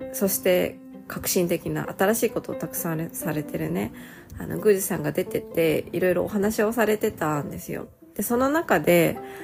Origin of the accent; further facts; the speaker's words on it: Nagoya, Aichi, Japan; 私の地元、地元ってか、名古屋にもね